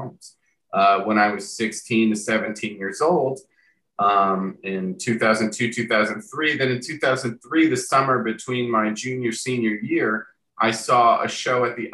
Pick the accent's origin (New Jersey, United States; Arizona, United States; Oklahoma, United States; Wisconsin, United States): New Jersey, United States; Long Valley; moved away; I'm from a little town called Long Valley, New Jersey